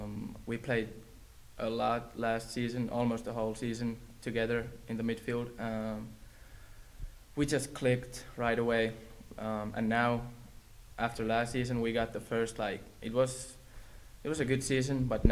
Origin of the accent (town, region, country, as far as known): Finland